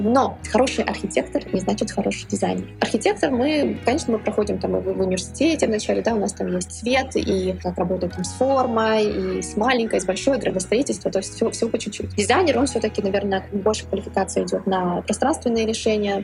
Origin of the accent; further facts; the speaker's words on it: Kharkiv, Kharkiv Oblast, Ukraine; moved away as an adult; also born or lived in Volgograd, Russia / London, United Kingdom; now in Brussels, Belgium; Я родилась в Волгограде, прожила до 18 лет в Харькове, в Украине